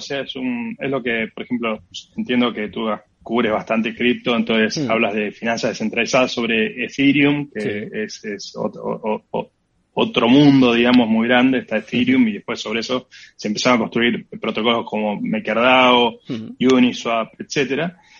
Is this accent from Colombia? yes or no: no; Argentina